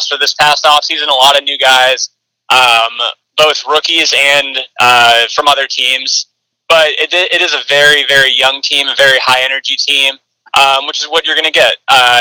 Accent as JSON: {"language": "English", "town": "Cleveland", "region": "Ohio", "country": "United States", "tie": "born or raised there", "said": "I did grow up in Northeast Ohio, just a suburb of Cleveland"}